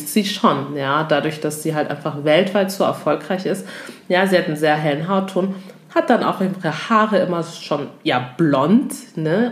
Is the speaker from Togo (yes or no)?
yes; Togo; ich komme zum Beispiel aus Togo